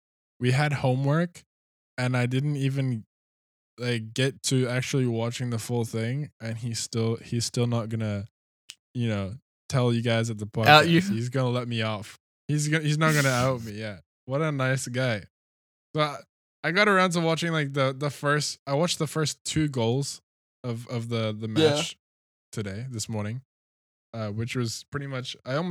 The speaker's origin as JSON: {"language": "English", "country": "Canada", "lives_now": "Australia", "said": "I'm not so used to the, like, Australian system either, because I came from Canada."}